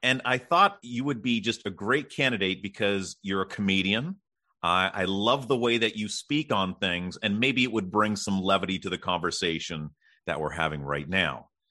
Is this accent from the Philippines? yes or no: no; Canada; I'm Canadian